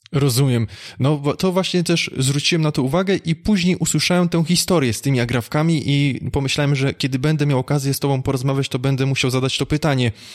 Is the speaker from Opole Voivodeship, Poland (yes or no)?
yes; Opole Voivodeship, Poland; pochodzę mniej więcej z tamtych okolic, województwo opolskie